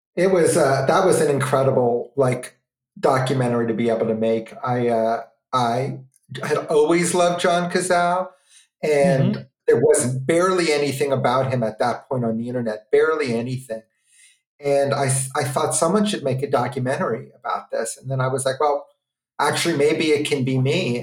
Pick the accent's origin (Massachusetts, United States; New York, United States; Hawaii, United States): New York, United States; New York City; my growing up in New York City